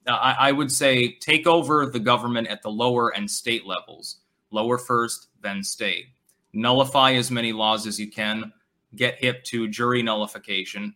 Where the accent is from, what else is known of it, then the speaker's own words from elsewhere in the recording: New Hampshire, United States; I was born in New Hampshire.